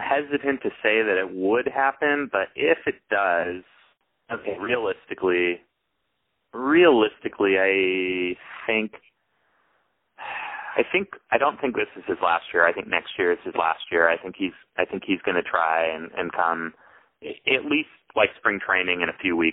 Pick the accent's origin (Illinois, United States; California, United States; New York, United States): California, United States; Northern; I'm from Northern California